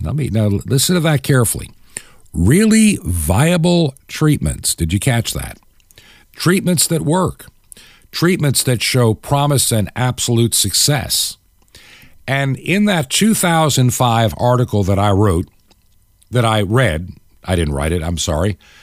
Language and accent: English; New York, United States; moved away as an adult; also born or lived in Long Island, New York / Toccoa, Georgia / Atlanta, Georgia / Clarksville, Georgia; While I was born in New York, raised as a very young child in Long Island, my high school years in a small town upstate